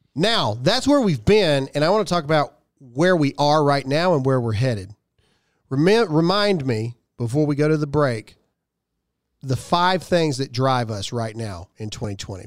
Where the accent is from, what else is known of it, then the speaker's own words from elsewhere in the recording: United States; my own country